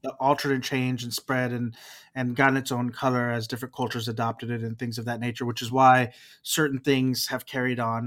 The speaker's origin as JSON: {"language": "English", "region": "Texas", "country": "United States", "moved": "yes", "lives_now": "California, United States", "said": "I live in California, but I'm from Texas."}